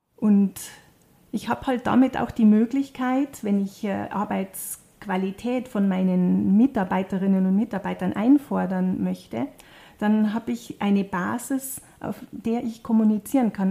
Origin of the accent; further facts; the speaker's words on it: South Tyrol, Trentino-Alto Adige, Italy; bei uns in Südtirol